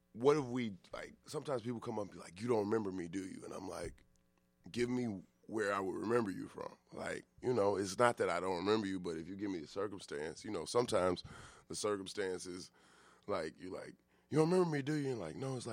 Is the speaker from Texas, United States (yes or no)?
no; Atlanta, Georgia, United States; moved away as an adult; I'm from Atlanta, so I've done stuff in Atlanta